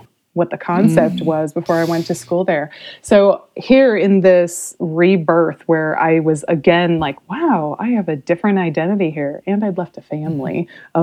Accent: Modesto, California, United States; also born or lived in Hawaii / North Bay, California; I'm from California originally. Um, mm-hmm. I uh, escaped the uh, the upbringing in Modesto, California that I had

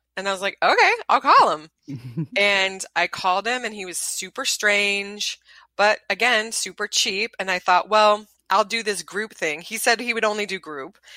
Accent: the South, United States; I'm from the South.

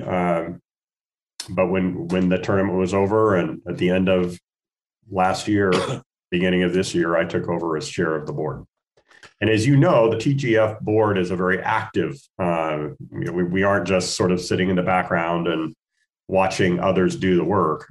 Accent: Spokane, Washington, United States; moved away as an adult; now in Portland, United States; I'm a Northwest boy. I grew up in Spokane, Washington

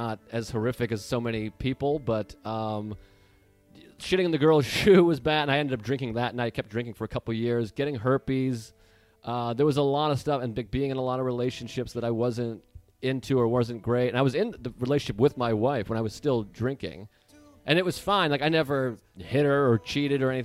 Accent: Boston, Massachusetts, United States; moved away; Before I turned 20, I lived in Boston. So I'm from Massachusetts.

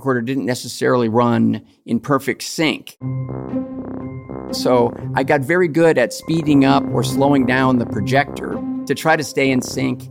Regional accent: Los Angeles, California, United States; Even though I was a child of Hollywood

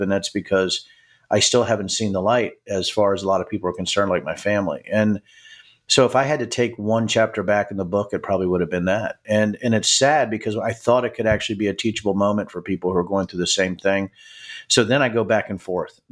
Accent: Manassas, Virginia, United States; I'm from Manassas, Virginia

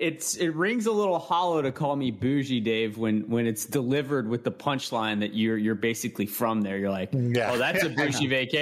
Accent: Louisiana, United States; I'm from Louisiana.

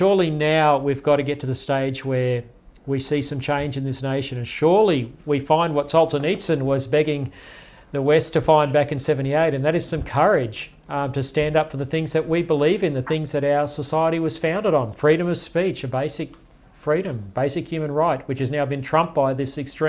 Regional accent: Toowoomba, Queensland, Australia; growing up in Toowoomba in Queensland

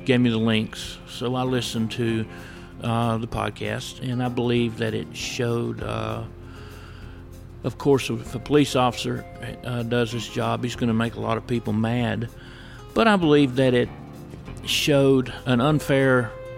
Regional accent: United States; I grew up in Floyd County

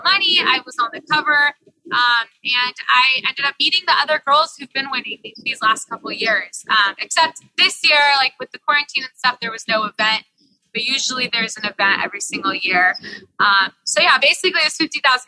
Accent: San Diego, California, United States; first language Portuguese; English is a second language; also born or lived in Chicago; now in San Diego, United States; I was born here in San Diego. My first language is Portuguese

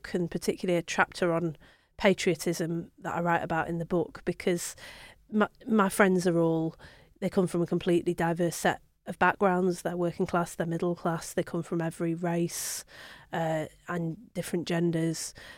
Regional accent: Manchester, North West England, United Kingdom; also born or lived in Bury; I'm actually from Manchester originally, so I was born and brought up there until my mum moved to Bury when I was in my mid-teens. So I read it when I was in Manchester

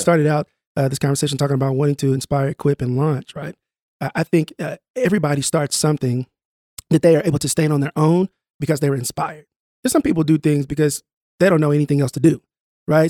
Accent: Tulsa, Oklahoma, United States; I grew up in North Tulsa

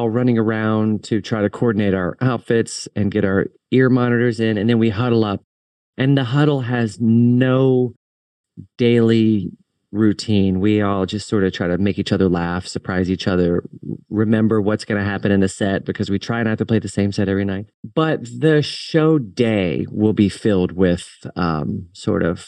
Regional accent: Richmond, Virginia, United States; my hometown of Richmond, Virginia

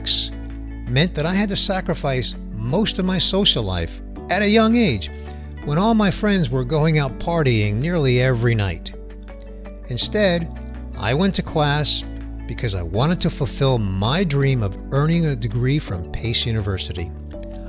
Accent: New York City, New York, United States; I grew up in Queens in a lower middle income family.

